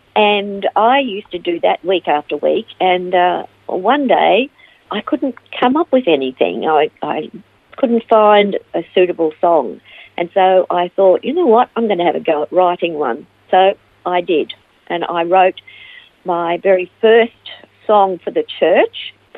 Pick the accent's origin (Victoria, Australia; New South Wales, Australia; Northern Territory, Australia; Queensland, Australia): Victoria, Australia; Melbourne; moved away as an adult; also born or lived in Ivanhoe / United States; now in Phillip Island, Australia; I was born in Ivanhoe and uh, raised in Melbourne and uh, spent most of my life in Melbourne until 1995 when I moved to the United States and I lived there for five years before coming back